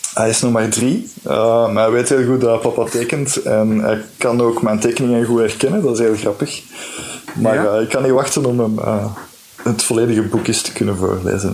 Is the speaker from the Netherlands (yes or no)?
no; Flanders, Belgium; als Vlaming die dan ook eh, misschien met een Franstalige uitgever werkt